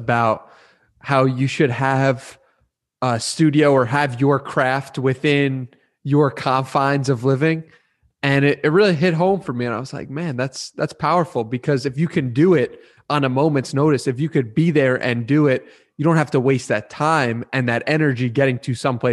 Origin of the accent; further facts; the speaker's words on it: East Coast, United States; I'm from the East Coast